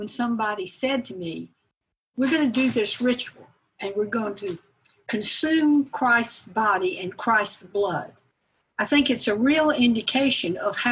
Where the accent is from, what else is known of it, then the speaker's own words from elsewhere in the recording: Marietta, Georgia, United States; I grew up in the First Presbyterian Church in Marietta